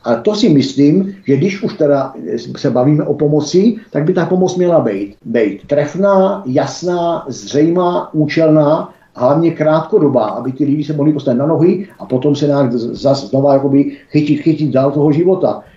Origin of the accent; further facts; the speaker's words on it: Czechia; my Češi